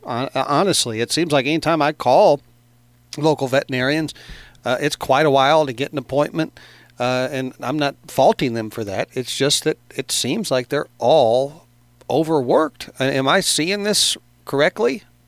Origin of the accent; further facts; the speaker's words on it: Carbondale, Illinois, United States; I grew up in Carbondale